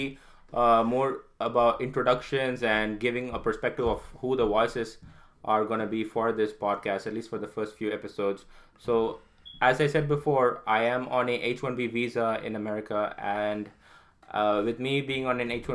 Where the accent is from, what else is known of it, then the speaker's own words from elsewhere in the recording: Chennai, Tamil Nadu, India; first language Tamil; English is a second language; moved away as an adult; now in United States; I was born in Chennai, Tamil Nadu, India, to a middle-class family of engineers, and I graduated in India